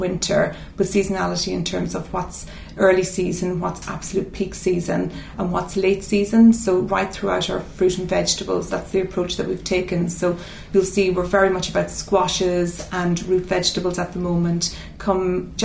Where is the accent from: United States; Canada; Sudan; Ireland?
Ireland; Mount Nugent, County Cavan; moved away as an adult; also born or lived in Dublin; now in London, United Kingdom; I was born in Cavan, in a little village called Mount Nugent